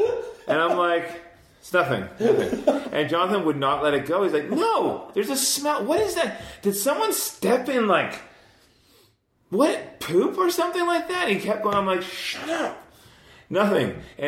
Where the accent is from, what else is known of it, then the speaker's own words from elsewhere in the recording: Scotland, United Kingdom; I'm Scottish.